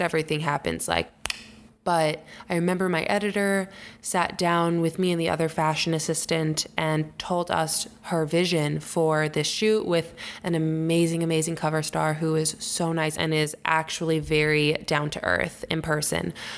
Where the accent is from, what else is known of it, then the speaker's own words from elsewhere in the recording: Long Island, New York, United States; also born or lived in Syracuse, United States; now in New York City, United States; I grew up on Long Island